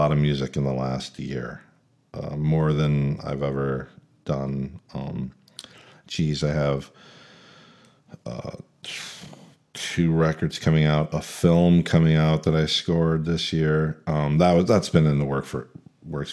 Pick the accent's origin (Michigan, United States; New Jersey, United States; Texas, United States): Michigan, United States; Lansing; moved away as an adult; I live in Lansing, Michigan. It's my hometown